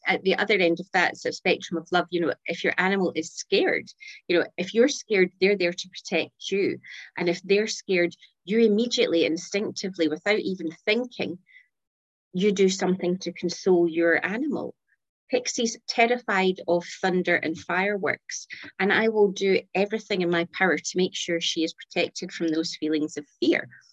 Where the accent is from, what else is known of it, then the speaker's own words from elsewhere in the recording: Scotland, United Kingdom; accent: Scottish; So here, here in Scotland, in case your audience didn't pick up my accent